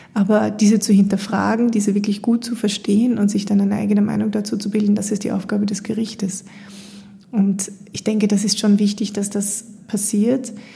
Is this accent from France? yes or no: no; Austria; bei uns in Österreich